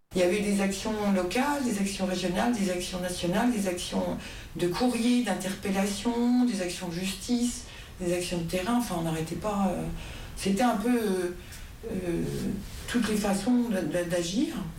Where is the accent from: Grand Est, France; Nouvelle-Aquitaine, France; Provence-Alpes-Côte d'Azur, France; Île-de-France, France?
Grand Est, France; Bar-le-Duc; je suis de Bar-le-Duc